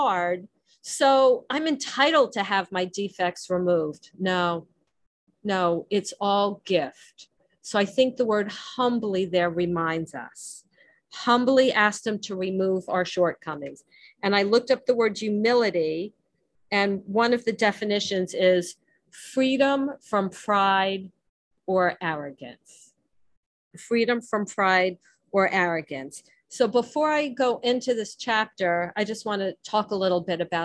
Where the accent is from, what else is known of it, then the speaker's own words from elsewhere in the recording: New Jersey, United States; accent: Jersey; my Jersey accent